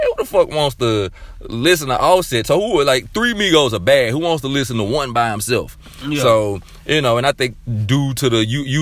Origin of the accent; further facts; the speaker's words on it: Memphis, Tennessee, United States; I'm from Memphis.